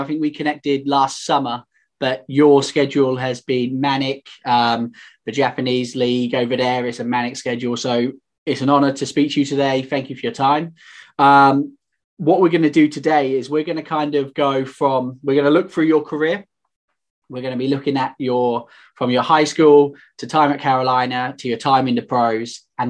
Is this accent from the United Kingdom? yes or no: yes; United Kingdom